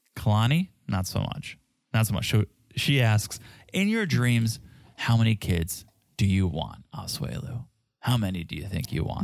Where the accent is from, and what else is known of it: South Africa; accent: South African